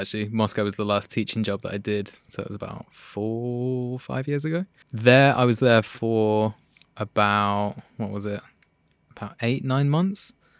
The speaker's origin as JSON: {"language": "English", "region": "London", "country": "United Kingdom", "tie": "born or raised there", "said": "London, southwest."}